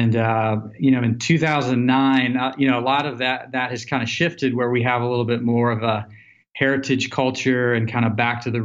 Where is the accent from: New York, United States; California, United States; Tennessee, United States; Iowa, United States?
Tennessee, United States; Nashville; moved away as an adult; also born or lived in Colorado; growing up in Nashville, Tennessee, I graduated college